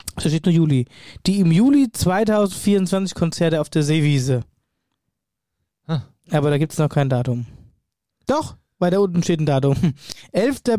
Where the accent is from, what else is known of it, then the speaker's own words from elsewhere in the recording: Wöllstadt, Hesse, Germany; meiner Heimatregion Wölfstadt